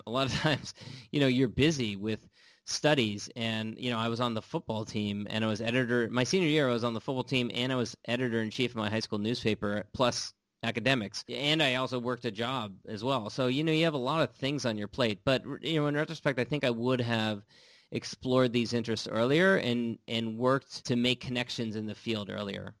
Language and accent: English; California, United States; also born or lived in Washington D.C.; I'm from California, I live in California now